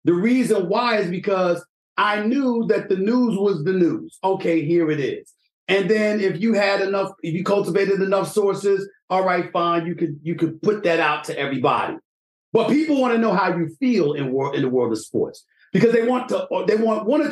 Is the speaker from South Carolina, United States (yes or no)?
no; New York City, New York, United States; I'm from the streets of New York City